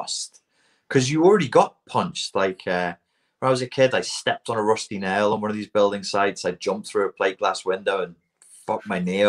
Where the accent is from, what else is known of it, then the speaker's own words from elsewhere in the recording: Portugal; kids growing up in Portugal